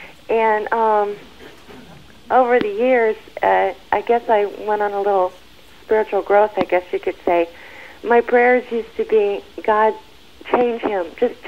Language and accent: English; Maryland, United States; I'm from Maryland.